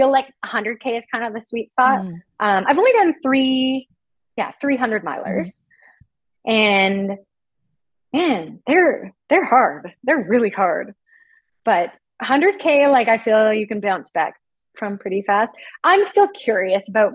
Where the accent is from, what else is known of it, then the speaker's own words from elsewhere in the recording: Alberta, Canada; also born or lived in Vancouver / Calgary; I was born and raised in Alberta.